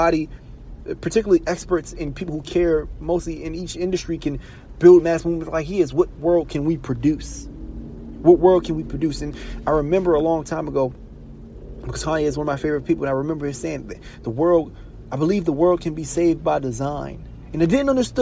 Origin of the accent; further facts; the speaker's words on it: Baltimore, Maryland, United States; Baltimore City, I'm from Baltimore City